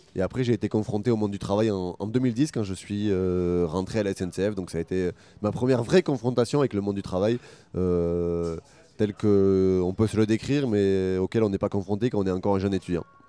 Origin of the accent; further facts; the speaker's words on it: Carmaux, Occitania, France; moved away; also born or lived in Agen; j'ai grandi, je suis né à Carmo dans le Tarn et j'en suis très fier